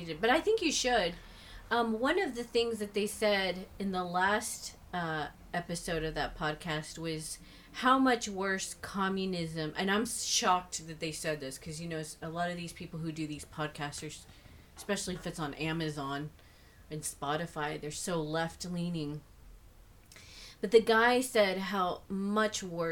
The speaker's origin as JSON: {"language": "English", "region": "Texas", "country": "United States", "said": "I'm a Texan. I'm an American"}